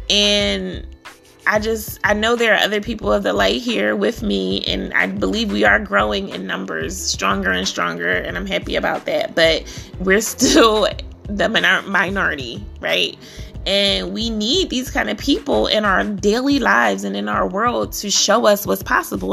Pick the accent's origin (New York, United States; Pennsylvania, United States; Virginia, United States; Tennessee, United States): Pennsylvania, United States; Philadelphia; I grew up in Philly. Philadelphia, PA